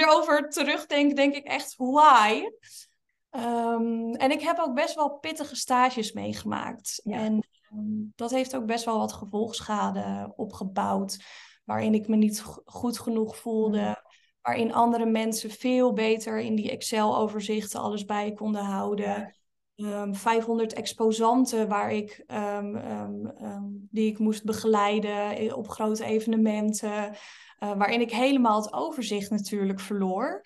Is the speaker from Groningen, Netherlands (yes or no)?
no; Linschoten, Utrecht, Netherlands; ik ben opgegroeid in een klein dorpje met um, plus minus 5000 inwoners in Linschoten